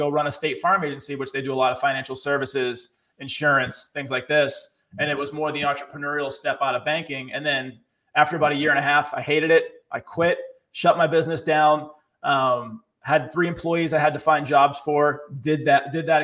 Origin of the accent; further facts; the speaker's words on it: Boston, Massachusetts, United States; born and raised in Boston, city kid, grew up poor